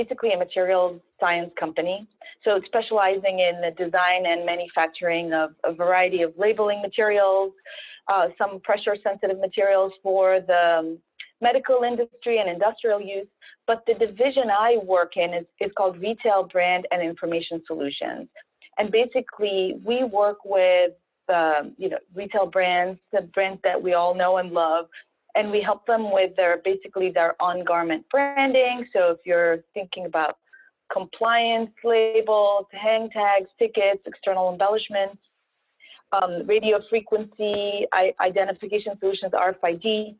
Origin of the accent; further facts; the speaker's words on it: Alexandria, Alexandria Governorate, Egypt; moved away; also born or lived in North Carolina, United States / San Francisco, United States / Italy; I'm Egyptian. I was born in Alexandria, Egypt.